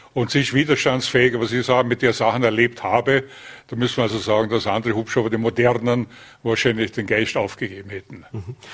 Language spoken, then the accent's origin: German; Vorarlberg, Austria; moved away as an adult; also born or lived in Linz; bin ja gebürtiger Vorarlberger